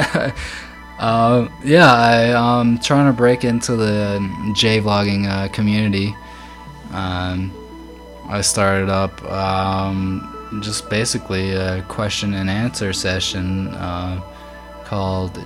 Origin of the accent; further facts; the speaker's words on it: Massachusetts, United States; moved away as an adult; now in Japan; my home state of Massachusetts